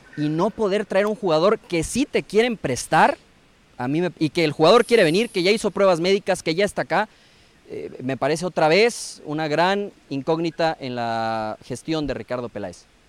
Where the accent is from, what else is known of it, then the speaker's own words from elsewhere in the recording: Guadalajara, Jalisco, Mexico; como tapatío